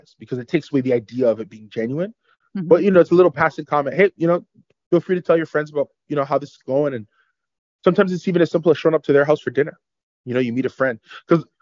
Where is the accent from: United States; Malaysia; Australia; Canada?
Canada; Canada's beautiful. I love it here. I love being Canadian